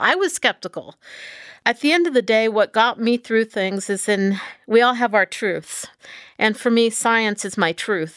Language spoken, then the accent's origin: English; Texas, United States; moved away; I grew up in Texas